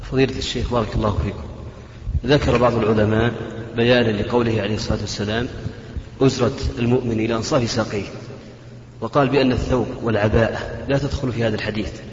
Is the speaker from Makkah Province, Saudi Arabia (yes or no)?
yes; Jeddah, Makkah Province, Saudi Arabia; أتيت لهم محدد يعني فترة زمنية فترة الدراسة أربع سنين تقريبا وأرجع جدة